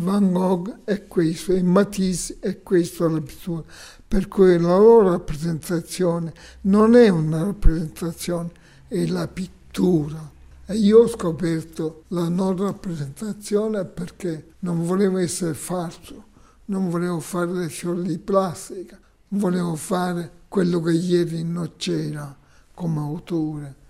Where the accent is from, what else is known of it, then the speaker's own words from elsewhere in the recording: Cittanova, Calabria, Italy; moved away; also born or lived in Rome / Milan; Di un paese Citronova, 70 km da Reggio.